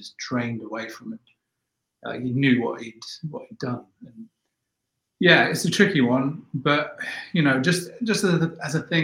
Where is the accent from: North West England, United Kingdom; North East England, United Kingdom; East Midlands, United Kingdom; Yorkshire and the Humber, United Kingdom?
East Midlands, United Kingdom; Nottingham; in my days growing up in Notts, we used to gate crash parties